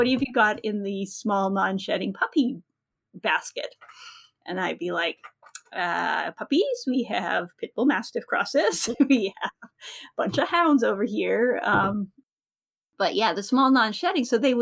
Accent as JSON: {"language": "English", "region": "Manitoba", "country": "Canada", "tie": "born or raised there", "said": "I grew up in Manitoba in the 70s"}